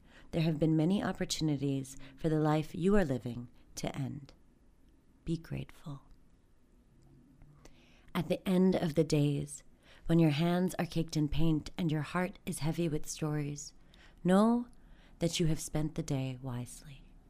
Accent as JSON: {"language": "English", "region": "Maryland", "country": "United States", "tie": "born there", "also_born_or_lived": "Bangladesh", "said": "So I was born here in Maryland, and my parents had migrated here 10 years prior during the Bangladesh-Pakistan War."}